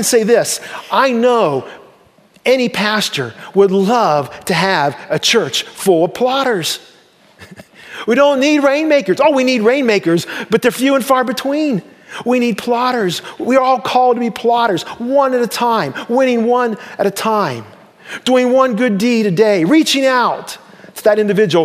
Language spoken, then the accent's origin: English; Damascus, Ohio, United States; my hometown, Damascus, Ohio.